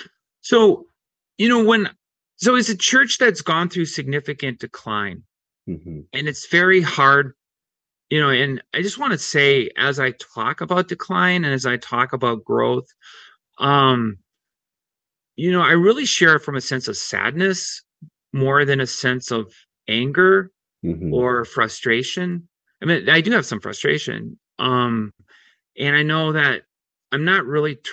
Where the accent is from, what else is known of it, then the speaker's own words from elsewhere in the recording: Worthington, Minnesota, United States; I grew up in Worthington, Minnesota, and I went to church at Westminster Presbyterian Church